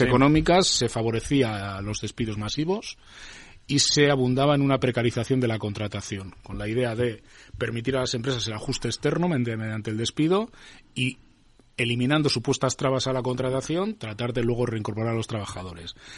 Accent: Basque Country, Spain; Yo vengo de Euskadi

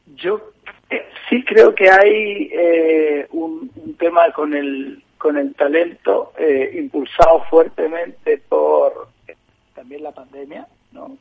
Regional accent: Chile; moved away as an adult; also born or lived in Spain; now in Madrid, Spain; aunque soy chileno y llevo 20 años en España

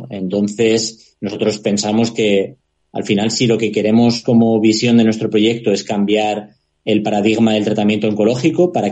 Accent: Logroño, La Rioja, Spain; yo soy de Logroño

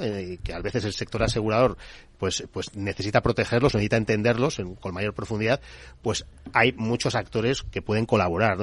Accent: Bilbao, Basque Country, Spain; somos de Bilbao también, parte del equipo organizador

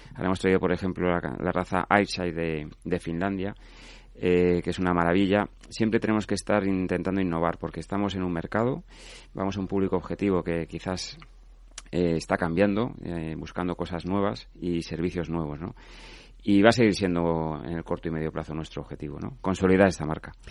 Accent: Asturias, Spain; somos asturianos

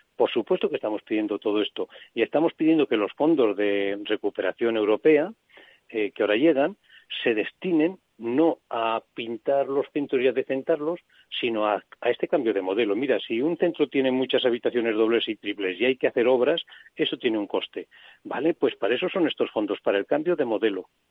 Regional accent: Soria, Castile and León, Spain; yo que soy de Soria

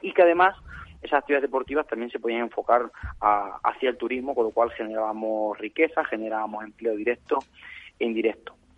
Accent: Candeleda, Castile and León, Spain; mi tierra

